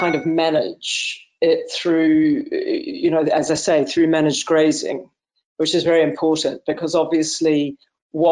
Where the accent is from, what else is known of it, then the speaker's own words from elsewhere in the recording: New Zealand; now in Clovullin, United Kingdom; I was born in New Zealand, and I was brought up surrounded by nature